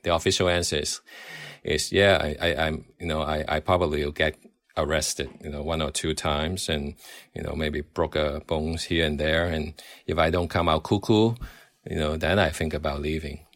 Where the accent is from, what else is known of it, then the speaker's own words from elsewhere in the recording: Hong Kong; I grew up in Hong Kong watching, uh, British comedy